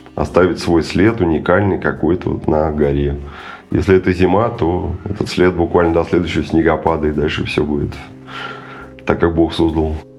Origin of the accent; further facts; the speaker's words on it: Russia; moved away as an adult; also born or lived in Moscow; now in Terskol, Russia; это были овраги в детстве на, на Горной, где я родился и вырос